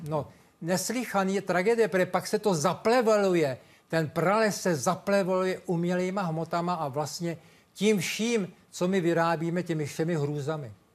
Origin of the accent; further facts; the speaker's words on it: Czechia; já jsem Čech, tady jsem vychován